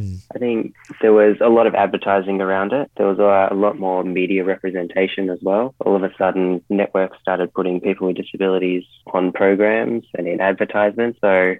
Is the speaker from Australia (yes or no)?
yes; Victoria, Australia; We did quite a lot of isolation here in Australia, and especially in Victoria, my home state.